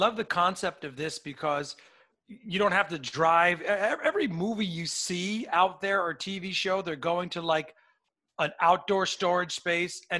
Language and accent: English; Port Chester, New York, United States; I'm from Portchester, right on the border there